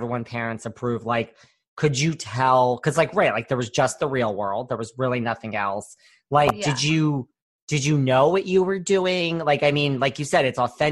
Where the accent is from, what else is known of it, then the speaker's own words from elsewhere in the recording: Connecticut, United States; I'm from Connecticut.